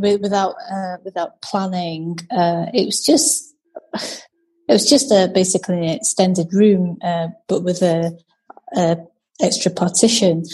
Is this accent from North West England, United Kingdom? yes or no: yes; Macclesfield, North West England, United Kingdom; moved away as an adult; now in Edinburgh, United Kingdom; I grew up uh, in Macclesfield, in Cheshire